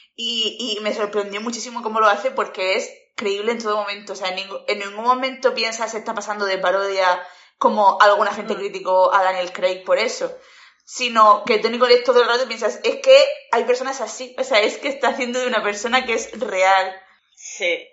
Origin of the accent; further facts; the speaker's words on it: Spain; also born or lived in Murcia; soy española